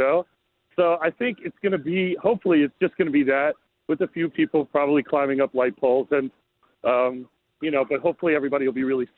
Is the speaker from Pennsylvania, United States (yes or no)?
yes; Philadelphia, Pennsylvania, United States; moved away; I'm born and raised in Philly